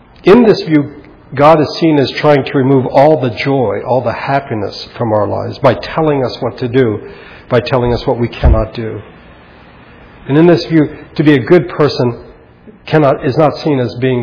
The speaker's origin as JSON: {"language": "English", "country": "United States", "said": "as American Christians"}